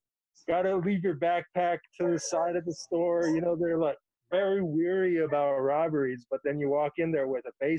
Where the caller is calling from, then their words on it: Los Angeles, California, United States; Los Angeles.